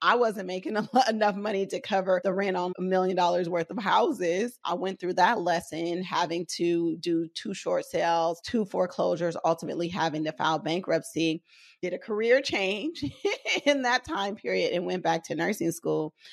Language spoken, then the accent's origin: English; Oakland, California, United States; I grew up in West Oakland, raised by a single dad